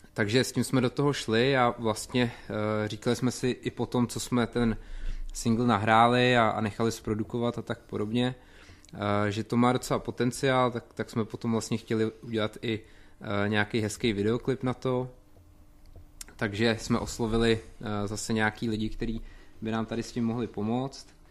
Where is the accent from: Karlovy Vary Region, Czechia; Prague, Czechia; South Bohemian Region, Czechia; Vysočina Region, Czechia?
Vysočina Region, Czechia; Tvrdíme teda o sobě, že jsme z Jihlavy, ale co se týče našich kořenů, tak ty jsou tak nějak různý, ale dá se říct, že na Vysočině